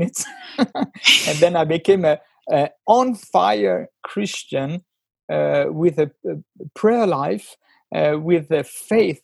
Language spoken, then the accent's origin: English; Geneva, Switzerland; accent: French; first language French; English is a second language; I grew up in Geneva, beautiful town with a beautiful lake